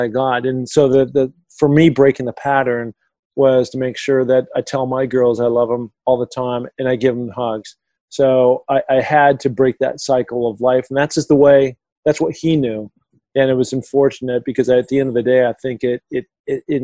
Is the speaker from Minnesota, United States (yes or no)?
no; Seattle, Washington, United States; I grew up in Seattle, Washington